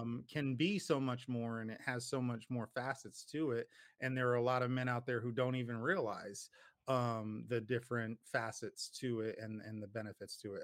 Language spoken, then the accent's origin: English; Paterson, New Jersey, United States; moved away; I grew up in Jersey